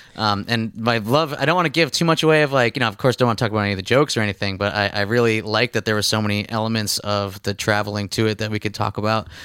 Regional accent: Scranton, Pennsylvania, United States; I grew up in Scranton, Pennsylvania.

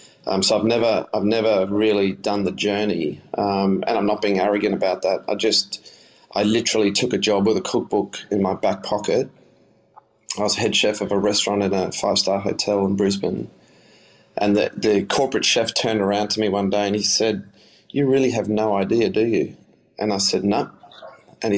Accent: South Africa; moved away; that's the music I grew up with in South Africa as well.

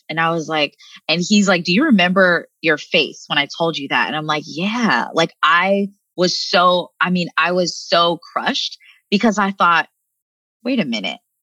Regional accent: United States; living in the states, growing up in America

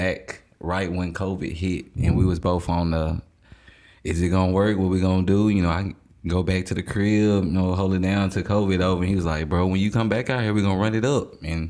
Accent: Little Rock, Arkansas, United States; I'm from Jackson, Little Rock, Arkansas, down south.

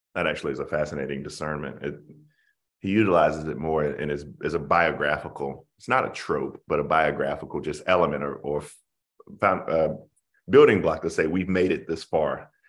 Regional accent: Denmark, South Carolina, United States; Voorhees College, which is my hometown where I'm from

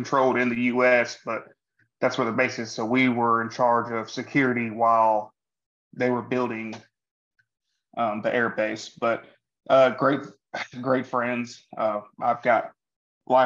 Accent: Kentucky, United States; also born or lived in Rockford, Illinois / Madisonville, Kentucky; We moved to Madisonville, Kentucky when I was 4, I believe, and lived there for a few years, until we moved to Katy's, Kentucky, where I reside now

